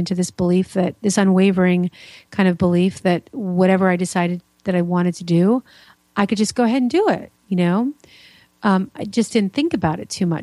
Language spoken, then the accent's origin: English; New York, United States; also born or lived in Florida; now in Indiana, United States; I'm originally from New York, so I've been around